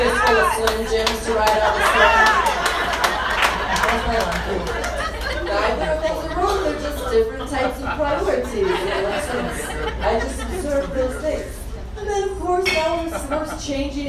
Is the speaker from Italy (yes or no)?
no; Boise, Idaho, United States; I'm right here where I was born and raised in Boise, Idaho